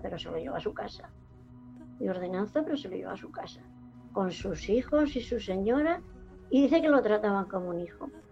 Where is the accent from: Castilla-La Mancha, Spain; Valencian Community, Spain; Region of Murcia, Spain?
Region of Murcia, Spain; Jumilla; moved away; also born or lived in Alicante; yo nací aquí en Jumilla